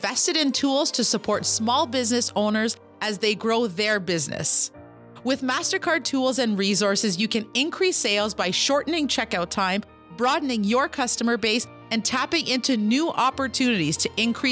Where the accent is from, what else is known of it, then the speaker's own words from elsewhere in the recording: Kitigan Zibi Anishinabeg, Quebec, Canada; I'm an entrepreneur from Kittagong, Zibi, Anishinaabe